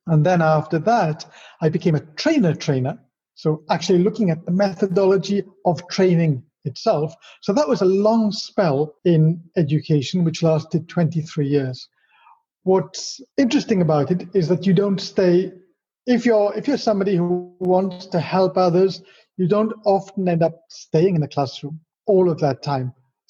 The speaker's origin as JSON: {"language": "English", "region": "Wales", "country": "United Kingdom", "tie": "born there", "moved": "as an adult", "said": "So going back, I was born in Wales, which is where my rather strange accent comes from, because I've spent 33 years outside of Wales, more than that, 35 years."}